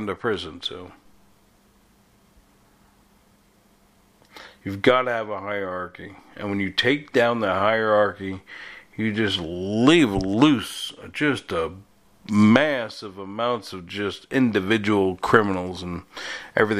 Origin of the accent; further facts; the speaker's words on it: New York, United States; moved away; I'm from New York, okay, so born, raised, left, went back, left again